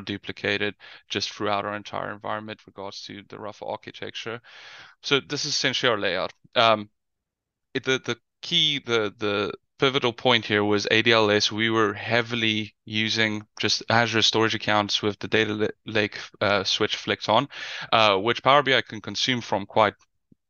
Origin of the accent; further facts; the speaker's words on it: South Africa; now in Netherlands; You might hear from the accent. I'm from South Africa. I currently live in the Netherlands.